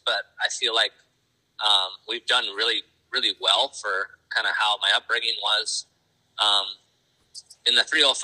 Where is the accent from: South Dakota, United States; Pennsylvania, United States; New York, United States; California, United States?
South Dakota, United States; Flandreau; I'm from Flinders, South Dakota. I live there with my wife, Kenzie